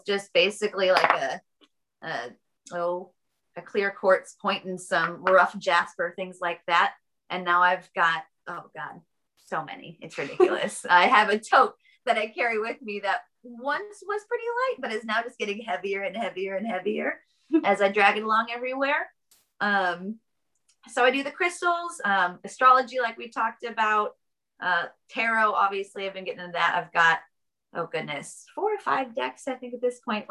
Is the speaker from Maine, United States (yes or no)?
no; Kansas, United States; now in North Carolina, United States; I was born and raised in Kansas.